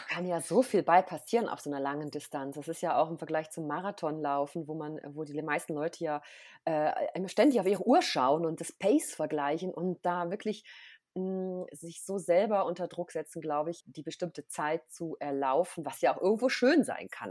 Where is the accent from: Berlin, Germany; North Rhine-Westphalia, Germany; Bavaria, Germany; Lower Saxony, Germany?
North Rhine-Westphalia, Germany; moved away as an adult; also born or lived in Austria; now in St. Moritz, Switzerland; Also ich komme ursprünglich aus Nordrhein-Westfalen